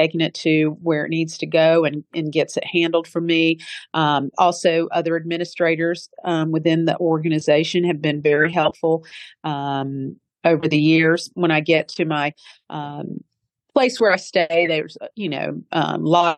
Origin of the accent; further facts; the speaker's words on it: United States; I was born here in America, but I do, and I can speak with a somewhat of a Southern accent